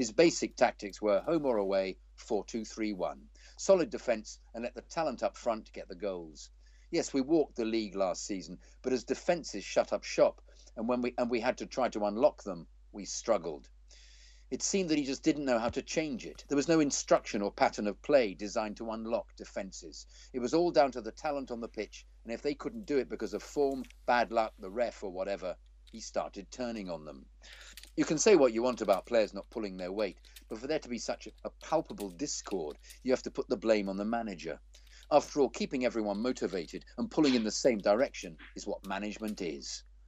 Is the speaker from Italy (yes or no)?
no; Zimbabwe; also born or lived in London, United Kingdom; I used to walk past there sometimes on my way home from work when I lived in London. Growing up in Zimbabwe, the only live European football you could watch was the FA Cup.